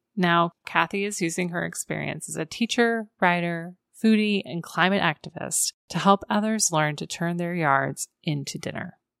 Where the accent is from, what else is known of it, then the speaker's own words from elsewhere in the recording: Iowa, United States; moved away as an adult; I'm originally from Iowa, but like many others, I left to pursue career and adventure elsewhere.